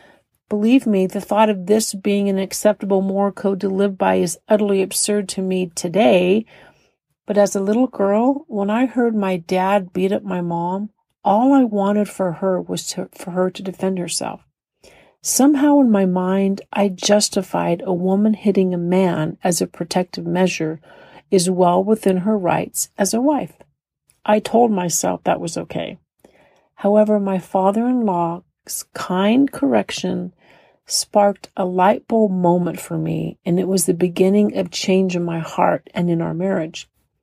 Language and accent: English; California, United States; I was raised in California